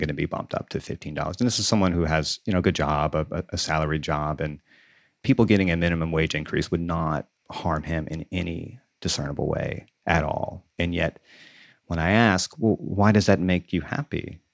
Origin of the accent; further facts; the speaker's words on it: Deep South, United States; moved away; I grew up in the South, in the Deep South